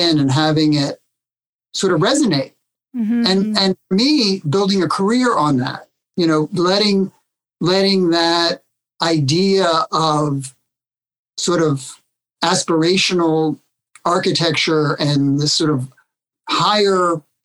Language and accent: English; Washington, District of Columbia, United States; I was born in Washington, D.C., but I grew up in the suburbs